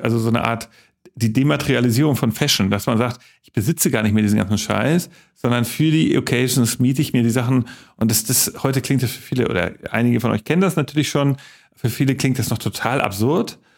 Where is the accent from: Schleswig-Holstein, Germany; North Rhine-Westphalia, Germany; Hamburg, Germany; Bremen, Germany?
Hamburg, Germany; West; ich komme aus West-Hamburg